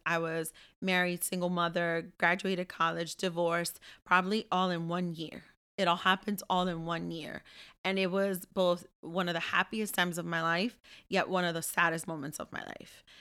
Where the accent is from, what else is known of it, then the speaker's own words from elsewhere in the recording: Ambato, Tungurahua, Ecuador; moved away; I'm from Ambato